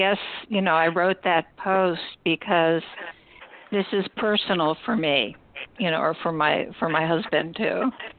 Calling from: Vermont, United States; but anyway, I'm calling from Vermont.

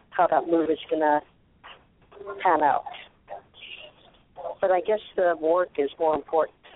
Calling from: Arizona, United States

